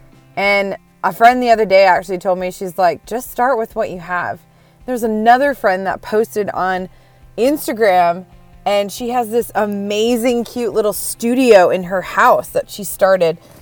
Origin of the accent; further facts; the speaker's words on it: Minnesota, United States; also born or lived in Wisconsin; now in Nashville, United States; I was born in Wisconsin, raised in Minnesota. Now I'm in Nashville, Tennessee